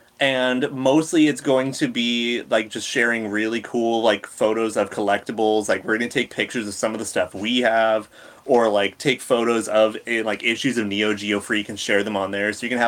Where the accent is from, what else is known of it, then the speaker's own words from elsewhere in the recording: United States; as an American.